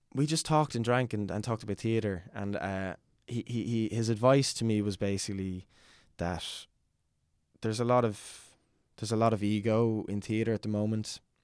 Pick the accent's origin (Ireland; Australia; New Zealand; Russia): Ireland; Dublin, Leinster; I'm from Fairhouse, Chacoacha, which is, um, kind of on the outskirts of, of Southwest Dublin